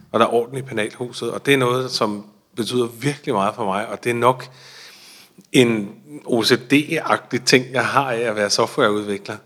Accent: Denmark; vi er jo danske, jeg er jo dansker

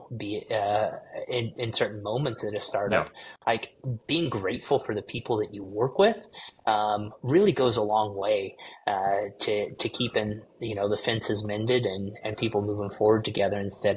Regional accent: United States; as an American

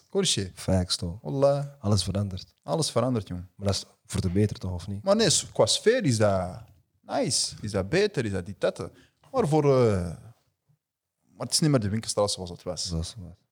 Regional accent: Antwerp, Flanders, Belgium; also born or lived in Wilrijk; Kiel opgegroeid. Kiel. Wat betekent Kiel voor …? Kiel is... Eh, ja man, dat is, dat is home. Dat is home. Snap je? Dat is thuis.

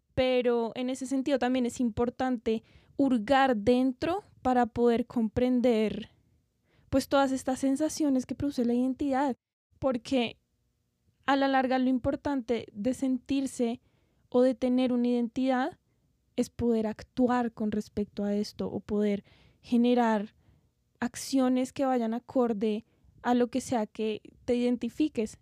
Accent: Bogotá, Colombia; nosotros pues somos colombianos, nacimos en Bogotá

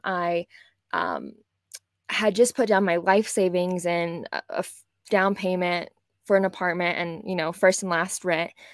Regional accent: West Texas, United States; moved away as an adult; also born or lived in New York City; I grew up in West Texas in o, an oil-filled town

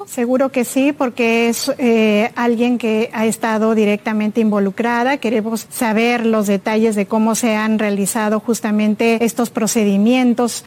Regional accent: Peru; como peruana y ciudadana

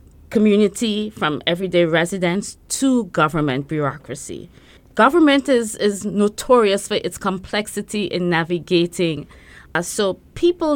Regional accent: Trinidad & Tobago; now in Brooklyn, United States; I grew up in Trinidad. I'm from Trinidad and Tobago

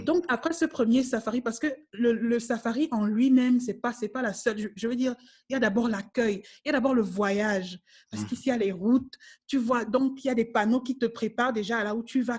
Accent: Cameroon; moved away as an adult; now in South Africa; c'est le pays où je suis née, c'est là où j'ai grandi

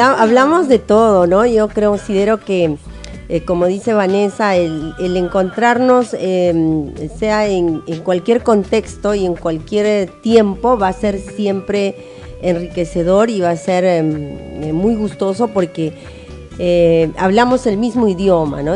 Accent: Ayacucho, Peru; now in Tacna, Peru; Yo en cierta manera sí soy ayacuchana

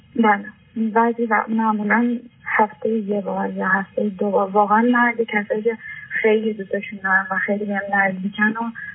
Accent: Iran; moved away as an adult; now in Europe; من هشت ساله که از ایران اومدم و 18 ساله هم بود که از ایران اومدم و الان تو اروپا زندگی میکنم

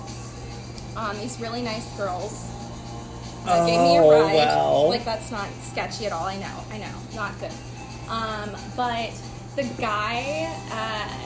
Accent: Charleston, South Carolina, United States; I'm originally from James Island. I've lived in every part of Charleston.

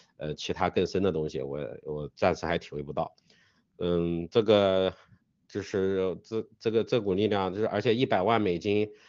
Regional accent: China; 我们中国人

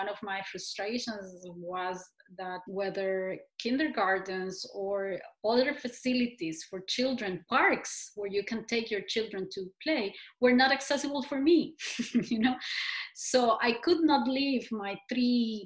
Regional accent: Costa Rica; growing up in Costa Rica

